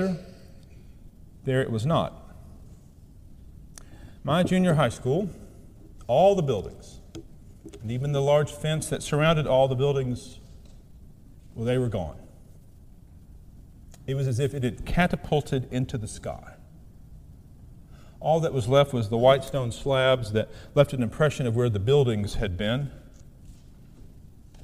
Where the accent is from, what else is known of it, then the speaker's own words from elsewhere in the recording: southeast Missouri, United States; moved away; I returned home to my hometown in southeast Missouri to visit my mother